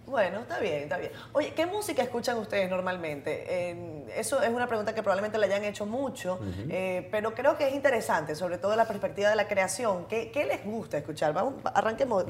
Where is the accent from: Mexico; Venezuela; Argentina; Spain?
Venezuela; moved away as an adult; now in Dominican Republic; yo soy venezolana, yo vengo de, un país muy polarizado